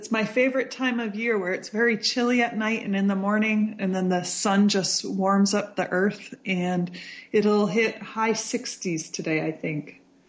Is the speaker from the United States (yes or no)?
yes; New Hampshire, United States; I was born in New Hampshire on May 1st at home. I was a home birth to some hippie parents who had they were pursuing their PhDs at Berkeley